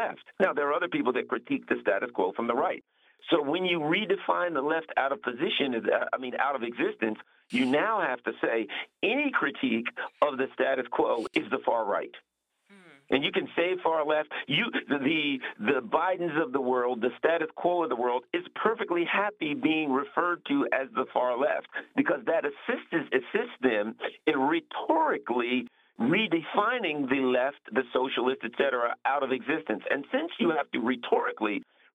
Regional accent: Glen Burnie, Maryland, United States; I grew up just outside of Baltimore in the suburbs, in a suburban kind of working class area, Pasadena, Glen Burnie, Maryland, near the bay

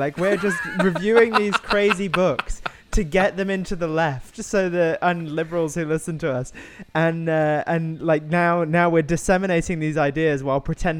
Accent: United Kingdom; I'm British.

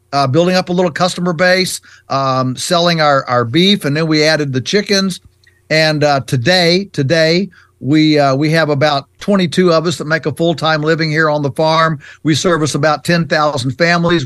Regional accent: Shenandoah Valley, Virginia, United States; our farm is in Virginia's Virginia's Shenandoah Valley, which is on the western side of the state, and um, and so we're you know we're three hours from Washington D.C. We're definitely on the Atlantic, you know, the Atlantic side of the U.S. and um, you know, we came to the farm. I was just four when mom and dad bought this farm in 1961

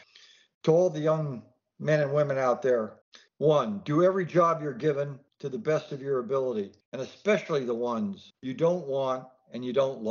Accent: the American Southwest, United States; also born or lived in Texas; I grew up in the Southwest.

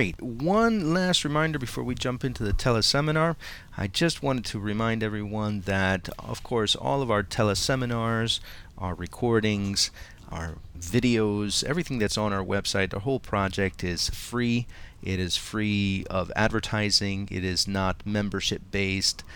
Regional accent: Montclair, New Jersey, United States; I've created a meetup group here in my hometown of Montclair, New Jersey

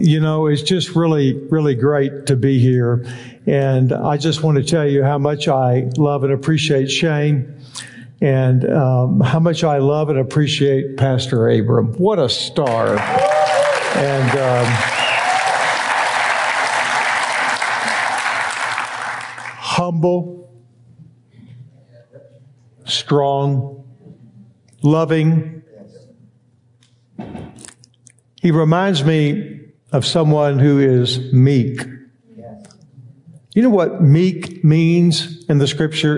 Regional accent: Texas, United States; I was born in Texas and raised

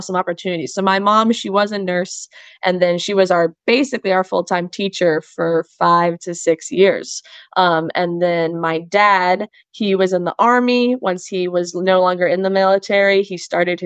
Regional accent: Monterey, California, United States; moved away as an adult; also born or lived in San Luis Obispo, California; now in Quechee, United States; I'm from Monterey, California

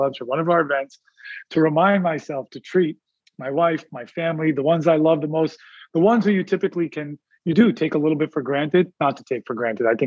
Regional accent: India; I'm Indian

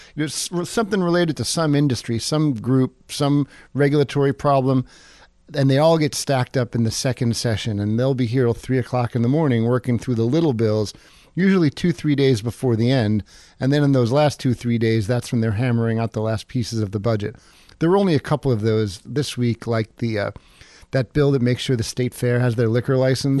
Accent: East Coast, United States; moved away as an adult; also born or lived in Seattle; now in Juneau, United States; I'm from the East Coast

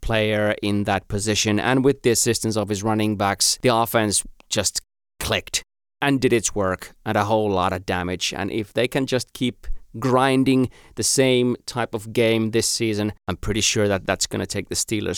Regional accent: Finland; first language Finnish; English is a second language; my native tongue, Finnish

